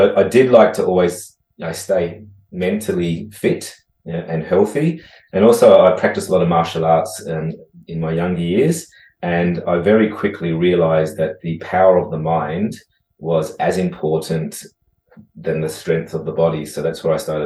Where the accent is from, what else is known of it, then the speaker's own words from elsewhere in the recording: Adelaide, South Australia, Australia; I grew up in South Australia, beach sort of side, Henley Beach, Grange Beach area